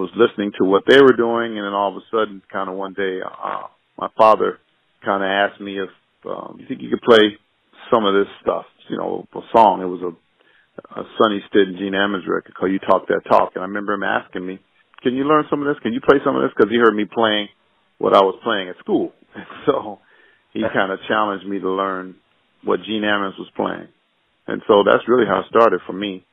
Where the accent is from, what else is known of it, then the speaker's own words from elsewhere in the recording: Denver, Colorado, United States; moved away as an adult; also born or lived in Carthage, Missouri / Cleveland; I was born in Carthage, Missouri. Then I was raised, my folks lived in Cleveland until I was about 7, and then we moved to Denver, Colorado, and I was there until I went away for college